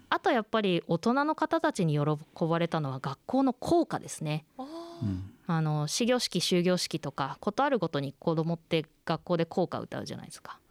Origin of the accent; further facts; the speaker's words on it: Kōriyama, Fukushima, Japan; 私もあの出身は福島の郡山中通りの地域なので